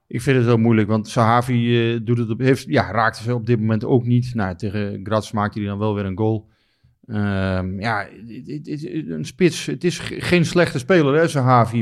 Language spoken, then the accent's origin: Dutch; Netherlands; wij als Nederlanders